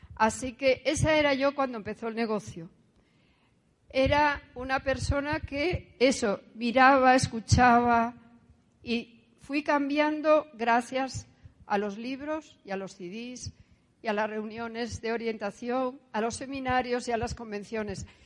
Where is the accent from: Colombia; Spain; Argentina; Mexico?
Spain; Asturias; nací en España, en Asturias. Soy hija única, hija de un militar y una de casa. Eh, estudié en un colegio religioso.